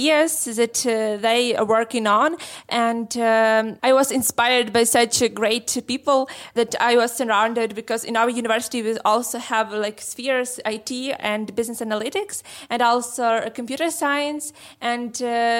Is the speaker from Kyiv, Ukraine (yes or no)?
no; Lviv, Lviv Oblast, Ukraine; We are from Lviv. Lviv is on the west of Ukraine.